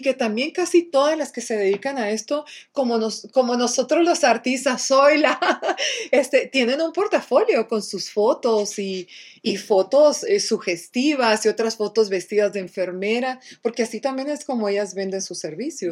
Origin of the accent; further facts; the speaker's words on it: Mexico; nosotros en México, porque yo soy mexicana